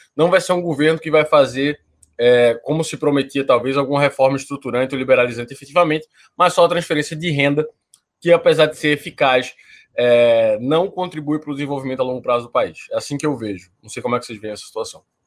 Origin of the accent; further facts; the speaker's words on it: Recife, Pernambuco, Brazil; Eu sou de Recife